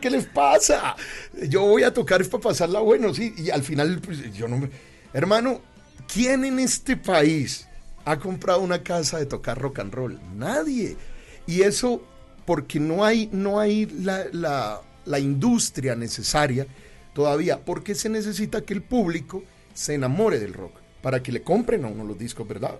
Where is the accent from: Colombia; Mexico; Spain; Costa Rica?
Colombia; yo soy colombiano